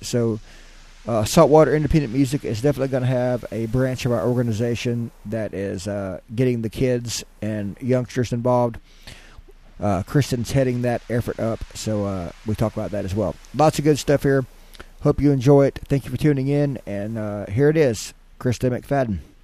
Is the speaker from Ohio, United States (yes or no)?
no; Fayetteville, Arkansas, United States; my hometown of Fayetteville, Arkansas